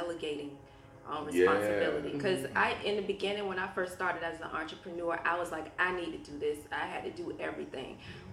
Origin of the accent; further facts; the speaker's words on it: Norfolk, Virginia, United States; I grew up in Norfolk, Northview area, raised by a single mother